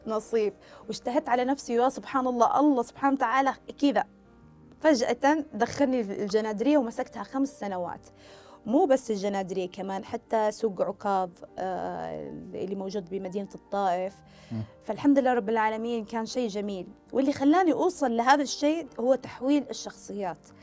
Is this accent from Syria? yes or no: no; Saudi Arabia; أنا من مواليد السعودية